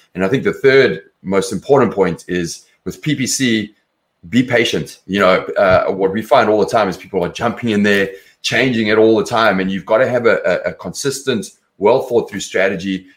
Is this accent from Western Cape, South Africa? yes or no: no; Johannesburg, Gauteng, South Africa; moved away as an adult; also born or lived in London; now in Los Angeles, United States; I'm from South Africa originally. Grew up in Johannesburg. Left there when I was about 24